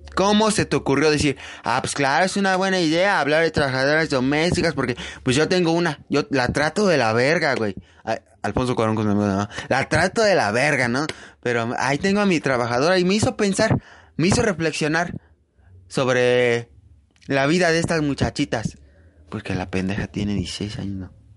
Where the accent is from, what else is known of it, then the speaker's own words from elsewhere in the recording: Mexico; nos hemos unido como mexicanos